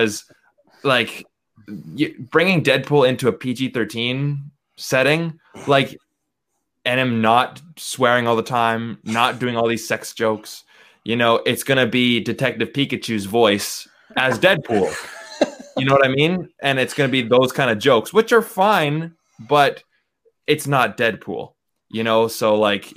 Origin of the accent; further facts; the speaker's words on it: Vancouver, British Columbia, Canada; I'm from Vancouver